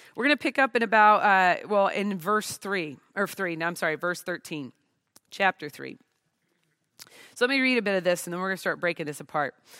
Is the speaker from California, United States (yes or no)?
no; Portland, Oregon, United States; I'm from the Pacific Northwest of the United States, the Portland, Oregon area